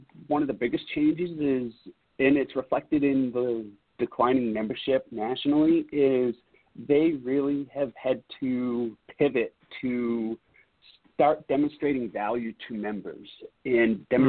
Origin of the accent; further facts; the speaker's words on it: East Coast, United States; growing up on the East Coast, what you heard about the Teamsters was not really conducive to a partnership with employers.